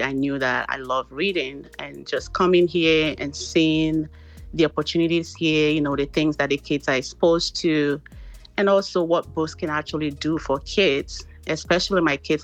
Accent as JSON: {"language": "English", "country": "Nigeria", "moved": "as an adult", "lives_now": "Texas, United States", "said": "originally I'm from Nigeria. I actually moved down to US um, in 2005 to join my husband"}